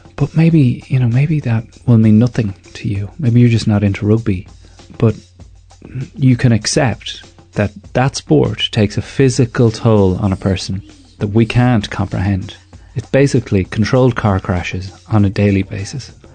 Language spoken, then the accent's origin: English; Ireland